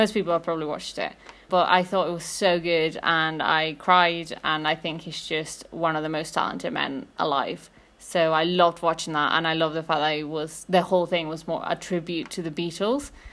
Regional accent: Mexico City, Mexico; I'm from Mexico City.

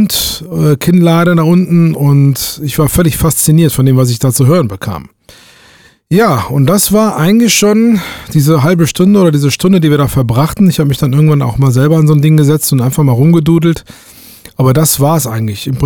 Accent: Duisburg, North Rhine-Westphalia, Germany; Damals äh, aufgewachsen bin ich in Duisburg.

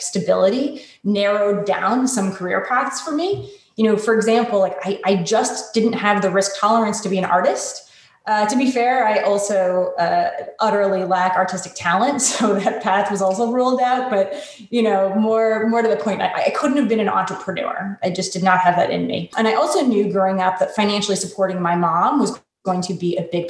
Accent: Connecticut, United States; I grew up in a wealthy suburb of Connecticut with great public schools and white picket fences and all that.

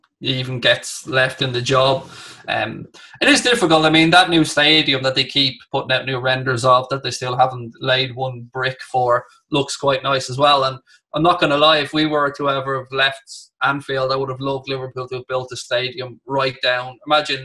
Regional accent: Ireland; being Irish

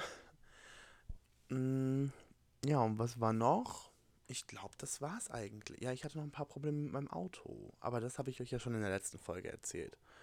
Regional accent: Germany; moved away as an adult; now in Alabama, United States; ich komme aus Deutschland und bin jetzt hier für ein Au-pair-Jahr

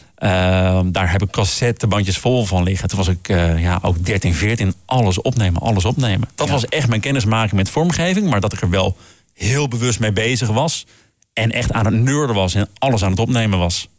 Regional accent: Groningen, Netherlands; Ik kom uit Groningen

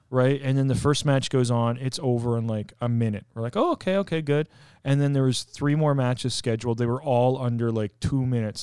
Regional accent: Canada; where I'm from in Canada

